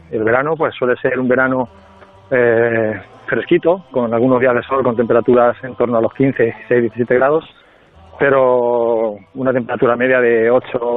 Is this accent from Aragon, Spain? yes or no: no; Albacete, Castilla-La Mancha, Spain; moved away as an adult; also born or lived in Iceland; Sí, eso es, soy de Albacete.